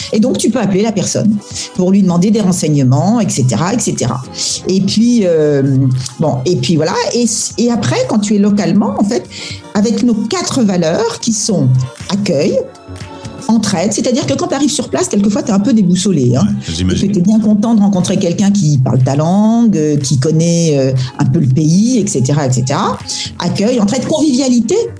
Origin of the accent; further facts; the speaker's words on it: France; moved away as an adult; now in Singapore; on est français